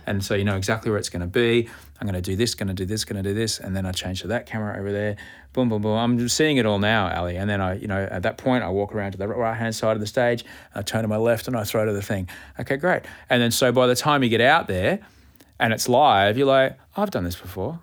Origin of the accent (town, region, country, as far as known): Australia